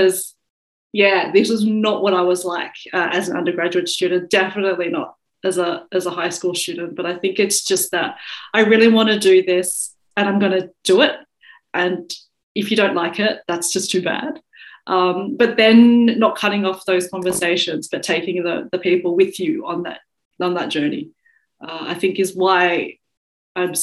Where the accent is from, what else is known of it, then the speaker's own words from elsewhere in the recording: Australia; accent: Australian; I'd have an Australian accent